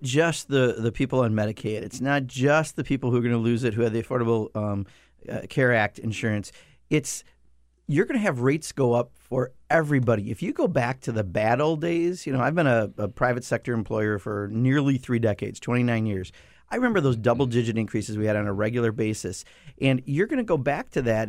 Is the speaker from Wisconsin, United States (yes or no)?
yes; Kenosha, Wisconsin, United States; that's my hometown in that district, Kenosha